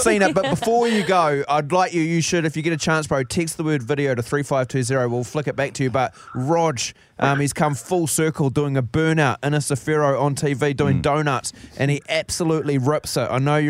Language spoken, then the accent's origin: English; Rotorua, Bay of Plenty, New Zealand; I was born in Rotorua